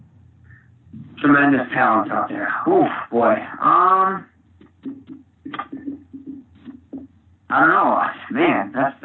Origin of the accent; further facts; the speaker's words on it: Saginaw, Michigan, United States; I'm from Saginaw.